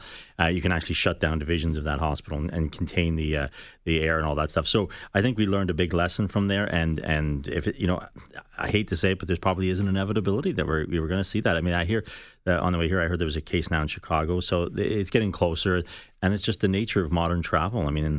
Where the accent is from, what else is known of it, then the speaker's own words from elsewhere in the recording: Belfast, Northern Ireland, United Kingdom; No, I'm from West Belfast. My idea of exotic is tartar sauce with a fish and chips.